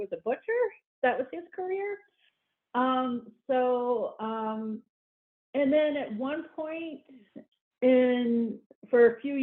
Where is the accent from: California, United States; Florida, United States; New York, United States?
Florida, United States; moved away as an adult; now in Lake City, Minnesota, United States; I was born and raised in Florida.